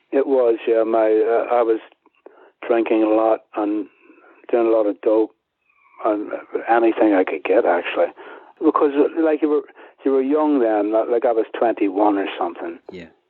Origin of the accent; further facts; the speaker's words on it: Belfast, Northern Ireland, United Kingdom; moved away; also born or lived in Dublin / London; my hometown in Belfast